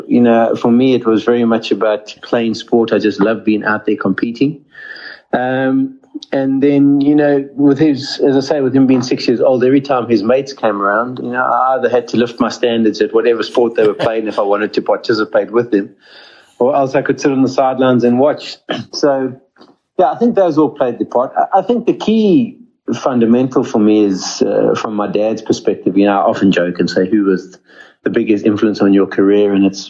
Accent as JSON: {"language": "English", "country": "South Africa", "tie": "born or raised there", "said": "Growing up in South Africa, it's very much an outdoors environment."}